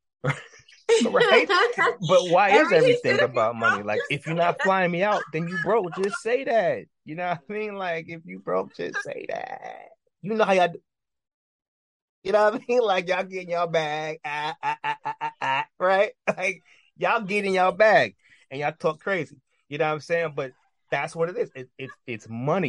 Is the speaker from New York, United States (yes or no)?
yes; New York City, New York, United States; I'm from New York. You know what I mean? I'm from the borough. You know what I'm saying? We're from New York City.